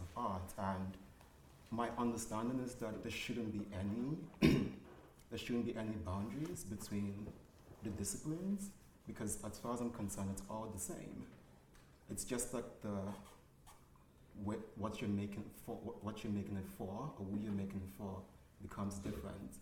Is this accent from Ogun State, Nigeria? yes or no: no; Lagos, Nigeria; the experiences I had growing up in Lagos, Nigeria